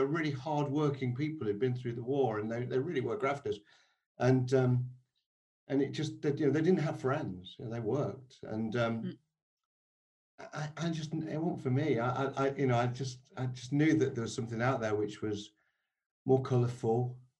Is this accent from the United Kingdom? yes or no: yes; outside Nottingham, East Midlands, United Kingdom; I grew up 6 miles outside of Nottingham on a post-war estate.